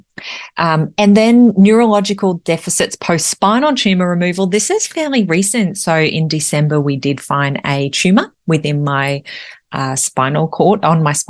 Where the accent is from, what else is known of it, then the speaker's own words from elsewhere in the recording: Australia; I'm an Australian mother and wife